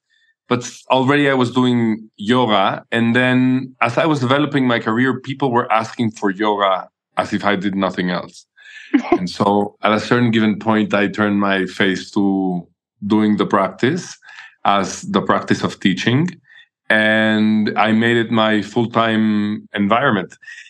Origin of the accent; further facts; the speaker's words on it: Mexico City, Mexico; born there; I was born in Mexico City. Back then when it was not a very famous place and people were all afraid of this being a dangerous place.